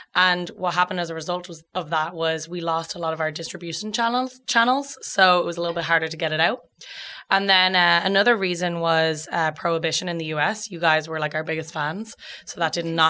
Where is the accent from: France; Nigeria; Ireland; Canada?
Ireland; Dublin, Leinster; moved away as an adult; also born or lived in California; now in United States; I'm from Dublin